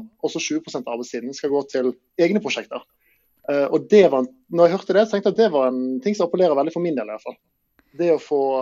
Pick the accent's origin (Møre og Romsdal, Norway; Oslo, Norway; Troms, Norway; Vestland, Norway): Vestland, Norway; Bergen; jeg er jo fra Bergen, så det ja. kan være greit å ha liksom sommeren i nærheten av familie og venner